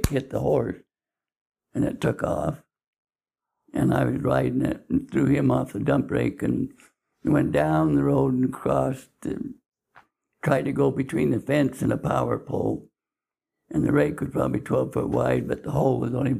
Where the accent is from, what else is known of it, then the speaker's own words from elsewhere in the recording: Salem, Utah, United States; I was raised in Salem. And I was born in a home in Salem